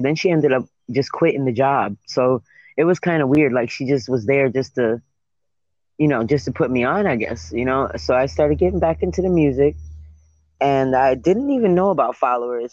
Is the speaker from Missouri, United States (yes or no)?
no; New York City, New York, United States; moved away as an adult; now in Florida, United States; I'm from Brooklyn, New York